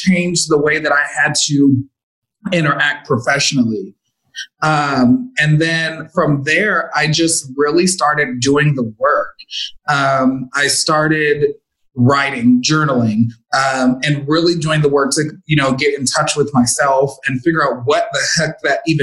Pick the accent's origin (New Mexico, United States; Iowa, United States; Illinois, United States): Illinois, United States; Chicago; moved away as an adult; now in Las Vegas, United States; my family back home were extremely religious